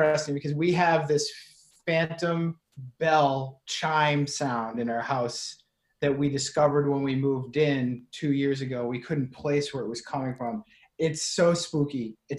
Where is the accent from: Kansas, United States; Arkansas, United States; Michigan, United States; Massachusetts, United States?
Massachusetts, United States; Clinton; the street I grew up on, Main Street in Clinton, Massachusetts.